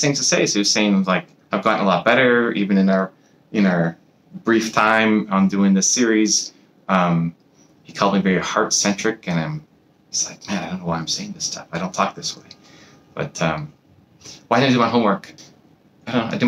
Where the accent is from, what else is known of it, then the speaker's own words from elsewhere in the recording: Canada; I'm from Canada